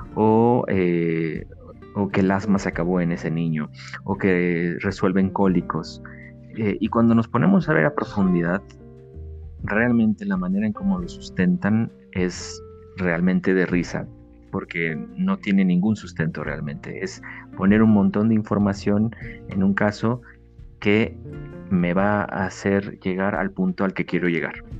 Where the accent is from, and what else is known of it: Mexico